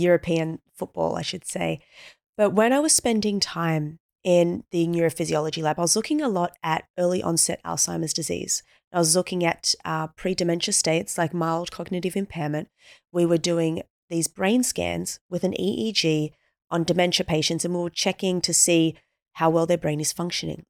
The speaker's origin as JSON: {"language": "English", "country": "Australia", "tie": "born or raised there", "said": "born and raised in Australia, so we're natural swimmers."}